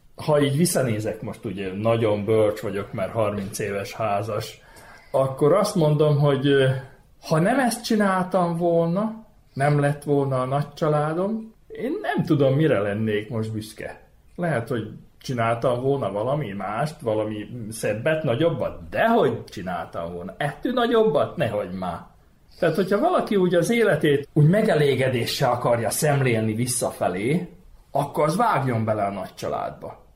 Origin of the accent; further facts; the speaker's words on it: Vojvodina, Serbia; Szülőföldem az ugye van, mert itt születtem ebbe a vajdaságba, és ennek örülök